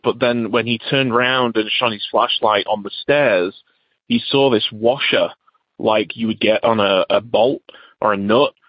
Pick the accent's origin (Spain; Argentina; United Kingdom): United Kingdom; England; now in United States; I'm originally from England, but now live in the USA.